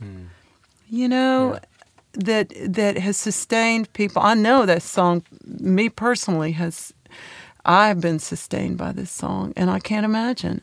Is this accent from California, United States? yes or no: yes; San Francisco Bay Area, California, United States; moved away as an adult; also born or lived in Knoxville, Tennessee; now in Nashville, United States; So I did all my schooling out in California.